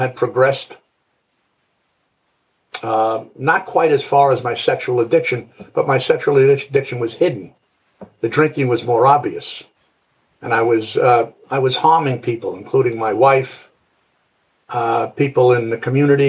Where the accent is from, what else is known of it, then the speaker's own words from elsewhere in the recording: New York City, New York, United States; I came from Brooklyn, New York.